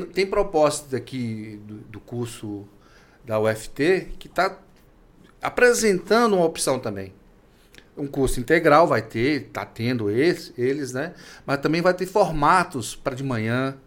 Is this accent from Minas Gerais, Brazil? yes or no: yes; Minas Gerais, Brazil; now in Tocantins, Brazil; eu sou de Minas Gerais